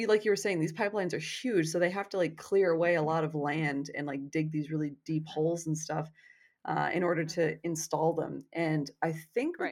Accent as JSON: {"language": "English", "country": "Canada", "said": "cuz I'm Canadian"}